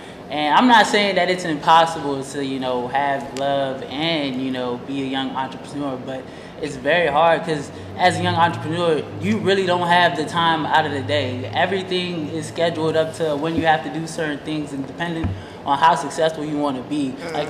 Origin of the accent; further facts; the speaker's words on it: Silver Spring, Maryland, United States; I'm from Montgomery County, from Silver Spring, Maryland